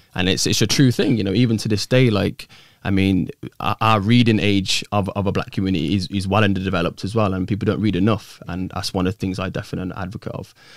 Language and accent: English; Coventry, West Midlands, United Kingdom; originally from, born and bred Coventry